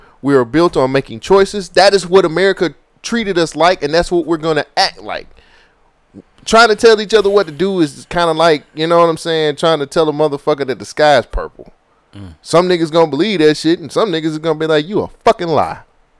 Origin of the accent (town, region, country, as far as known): United States